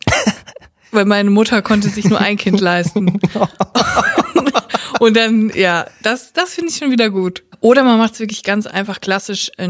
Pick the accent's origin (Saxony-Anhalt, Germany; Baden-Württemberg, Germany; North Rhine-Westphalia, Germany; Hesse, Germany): North Rhine-Westphalia, Germany; Siegen; durch die City-Galerie in Siegen gelaufen, da wo ich herkomme.